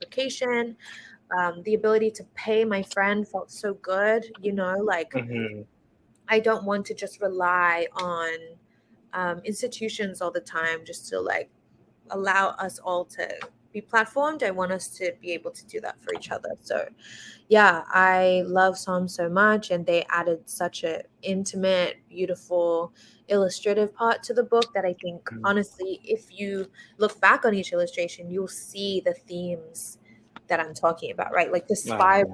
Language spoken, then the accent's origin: English; Australia; moved away as an adult; now in United States; growing up in Australia